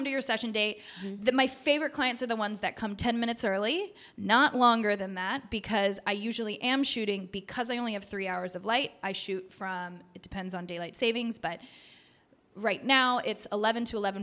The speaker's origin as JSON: {"language": "English", "region": "the South", "country": "United States", "said": "I am from the South"}